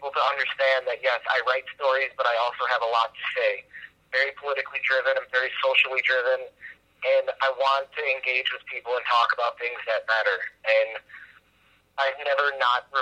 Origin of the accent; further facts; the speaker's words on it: Chicago, Illinois, United States; I'm originally from Chicago